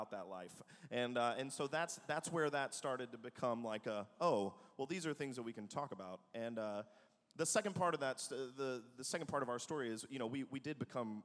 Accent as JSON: {"language": "English", "region": "the South", "country": "United States", "tie": "born or raised there", "also_born_or_lived": "Manhattan, New York / Atlanta", "moved": "yes", "said": "I grew up in the South"}